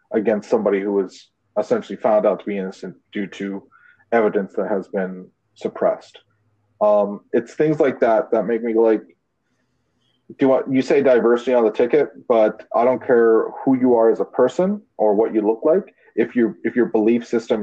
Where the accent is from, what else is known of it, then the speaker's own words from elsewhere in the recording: Canada; I'm Canadian